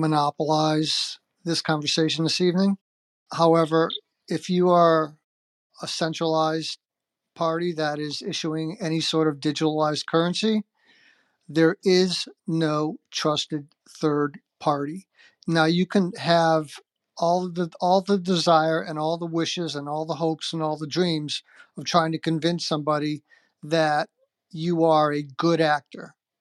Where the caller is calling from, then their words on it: South Carolina, United States; I am calling in from South Carolina.